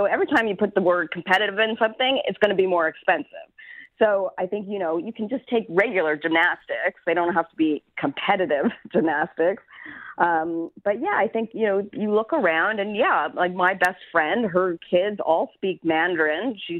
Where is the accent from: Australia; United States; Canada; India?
Canada; Yeah, and I think that's also being Canadian, right?